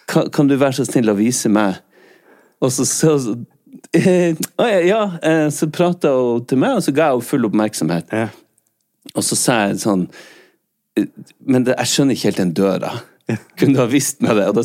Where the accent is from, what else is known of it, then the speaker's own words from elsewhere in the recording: Bergen, Vestland, Norway; Jeg er ikke fra Norge, jeg er ja, fra Bergen.